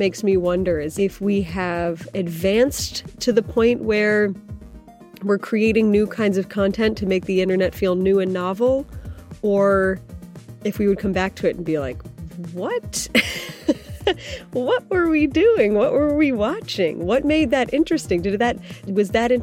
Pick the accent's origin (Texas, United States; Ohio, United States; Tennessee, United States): Ohio, United States; I'm from Ohio. I grew up there